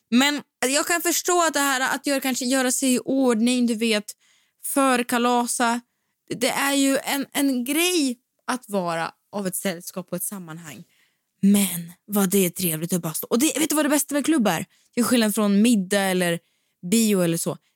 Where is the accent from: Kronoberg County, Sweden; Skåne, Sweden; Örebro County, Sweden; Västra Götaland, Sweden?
Västra Götaland, Sweden; accent: Gothenburg dialect; Ja, men det är någonting som jag saknar väldigt, väldigt starkt är faktiskt min göteborgska som är ganska så frånvarande nu.